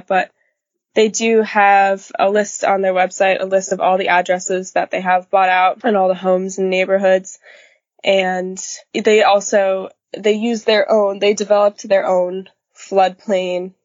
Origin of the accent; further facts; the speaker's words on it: New Jersey, United States; moved away as an adult; now in Delaware, United States; New Jersey, which is my home state